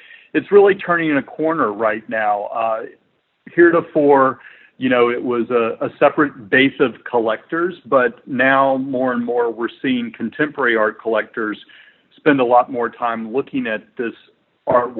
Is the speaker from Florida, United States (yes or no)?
no; Chattanooga, Tennessee, United States; we're originally from Chattanooga, Tennessee, in the Southeast